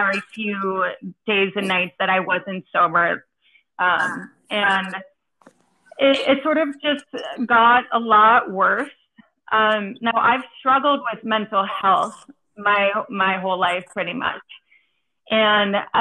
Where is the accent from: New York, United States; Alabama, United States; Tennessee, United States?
New York, United States; New York City; moved away as an adult; also born or lived in East Coast / Florida; I am from New York City